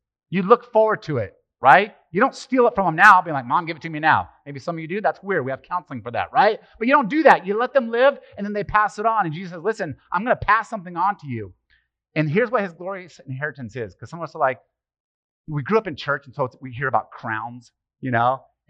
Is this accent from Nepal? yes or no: no; Italy; born there; Well, it's just my family. I was born in Italy and all Italians.